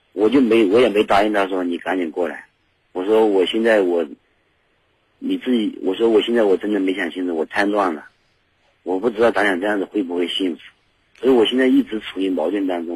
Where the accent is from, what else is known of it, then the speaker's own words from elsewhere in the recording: Yunnan, China; 就我来自云南